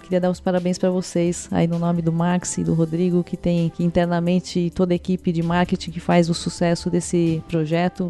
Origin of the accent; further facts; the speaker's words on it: Brazil; Como brasileiros